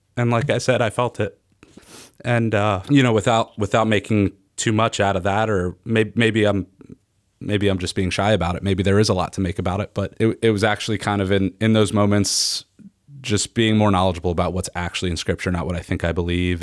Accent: Norristown, Pennsylvania, United States; I'm from the Philly suburbs, from, uh, from Norristown in Montgomery County.

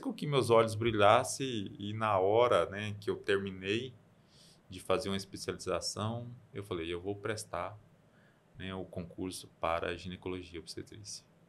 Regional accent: Campina Verde, Minas Gerais, Brazil; now in Unaí, Brazil; eu sou de Campina Verde, é Pontal do Triângulo, mas um pouquinho mais que é um distrito, Honorópolis

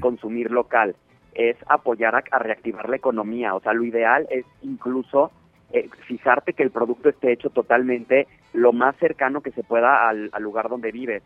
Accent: Mexico

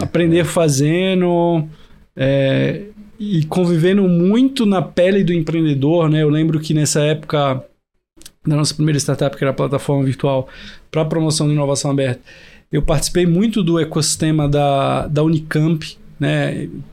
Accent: Recife, Pernambuco, Brazil; moved away as an adult; also born or lived in Piracicaba; Sou de Recife

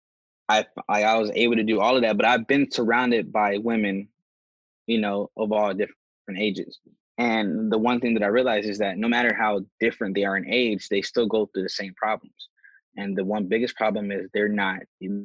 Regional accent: United States; I was born in America

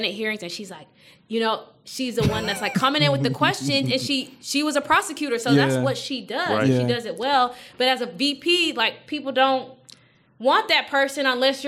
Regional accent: Texas, United States; as a Texan

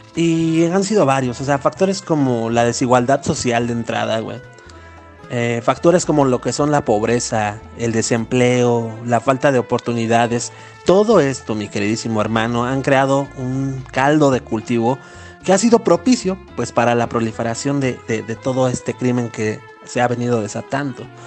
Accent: Mexico; como mexicanos

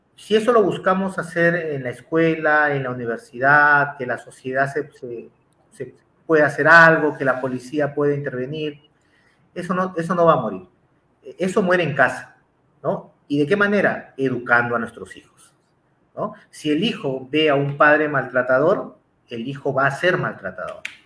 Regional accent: Peru; yo en Perú

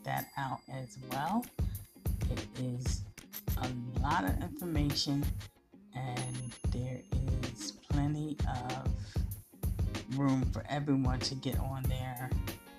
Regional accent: United States; the American people

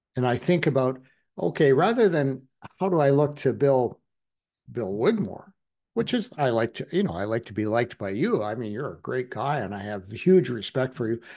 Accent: Alberta, Canada; I'm from Alberta.

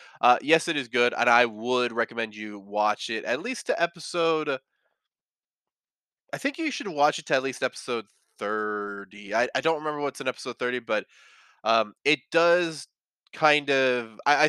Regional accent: India; English is a second language; I'm from India, and here the anime was dubbed by the channel, and since I was young, I don't remember much.

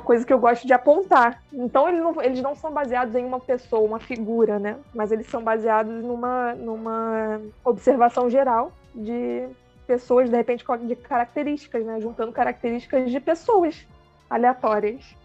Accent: Rio de Janeiro, Brazil; accent: carioca; moved away as an adult; now in Pelotas, Brazil; Sou carioca e hoje estou situada, né? Residindo no Rio Grande do Sul, em Pelotas

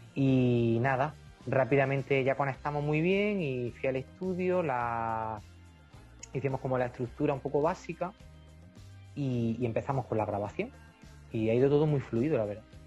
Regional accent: Fiñana, Andalusia, Spain; somos una banda compuesta por cuatro chicos de Fiñana, de mi pueblo, de Almería.

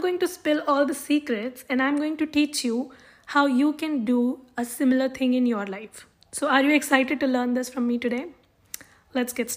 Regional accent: South India, India; now in Jammu, India; being born and brought up in South India

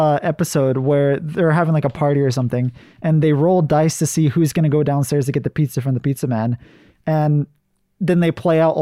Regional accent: Hawaii, United States; Yeah, I am not Hawaiian. I was like these clams. I was put into Hawaii. So I would not say that I am a Hawaiian.

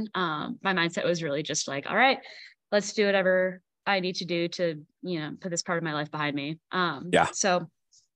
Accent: Milwaukee, Wisconsin, United States; now in Colorado Springs, United States; I grew up in the Milwaukee suburbs, in Milwaukee, Wisconsin.

